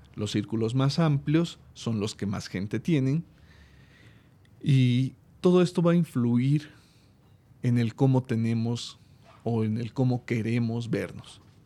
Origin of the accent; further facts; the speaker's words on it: Bolivia; en mi país